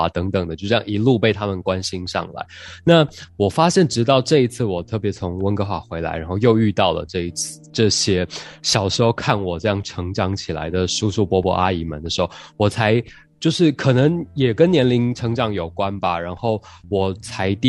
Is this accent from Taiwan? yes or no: yes; Taiwan; now in Vancouver, Canada; 我从小就在教会长大，然后我跟长辈就就在台湾就没有这个语言上的这一层问题了